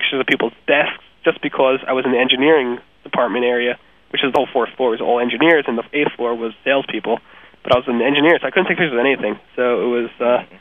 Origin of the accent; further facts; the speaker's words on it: New York, United States; I was from New York